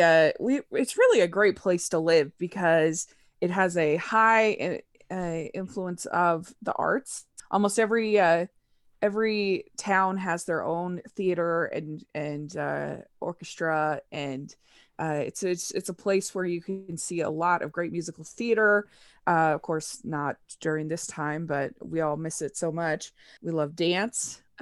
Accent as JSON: {"language": "English", "town": "Draper", "region": "Utah", "country": "United States", "also_born_or_lived": "Maryland", "said": "Yeah, so I am from Draper, Utah, which is about 35 minutes south of Salt Lake City. And I grew up, we moved a little bit. I lived in Utah, but then we went to Maryland, actually."}